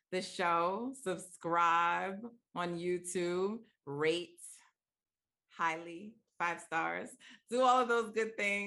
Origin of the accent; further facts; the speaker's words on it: New York City, New York, United States; I'm originally from Queens. That's where I was born